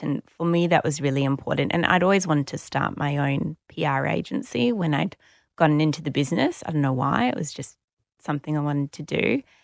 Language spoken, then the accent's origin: English; Sydney, New South Wales, Australia; I grew up in Sydney